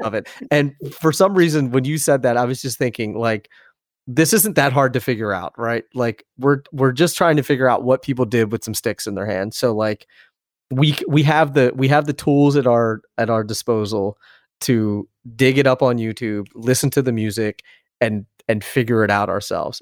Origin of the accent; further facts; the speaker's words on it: Philadelphia, Pennsylvania, United States; moved away; also born or lived in Hoboken, New Jersey; I grew up in Philadelphia, outside of Philadelphia.